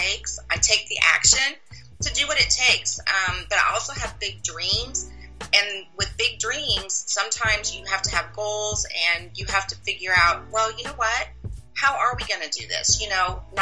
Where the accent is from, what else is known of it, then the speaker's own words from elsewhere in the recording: Midwest, United States; moved away as an adult; also born or lived in Kansas City; now in Dallas area, United States; I'm originally from the Midwest